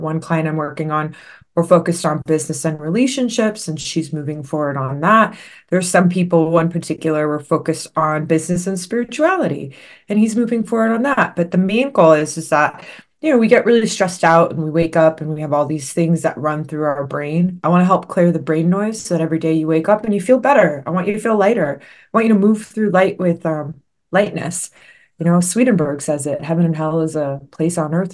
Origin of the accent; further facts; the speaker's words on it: Los Angeles, California, United States; I was born and raised in the Los Angeles area in the San Fernando Valley